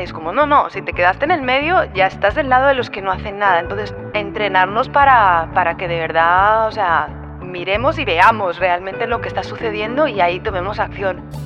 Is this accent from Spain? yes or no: yes; Spain; moved away as an adult; now in Colombia; creciendo en una sociedad como la española